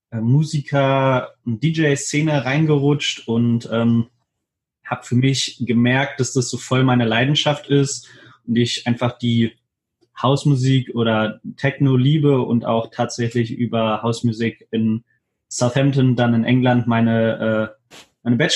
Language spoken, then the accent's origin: German; Hannover, Lower Saxony, Germany; ich bin 25 Jahre alt, ich komme aus Hannover